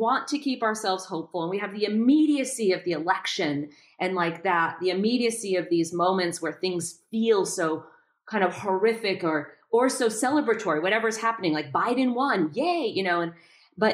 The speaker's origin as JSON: {"language": "English", "region": "New York", "country": "United States", "also_born_or_lived": "Boston", "said": "Again, I'm from New York and Boston and, you know, more liberally minded."}